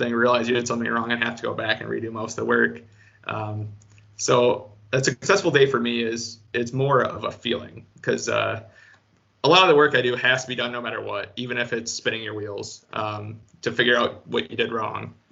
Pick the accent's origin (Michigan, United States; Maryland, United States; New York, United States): Michigan, United States; Grand Rapids; also born or lived in Minnesota; now in Jackson, United States; I'm from Grand Rapids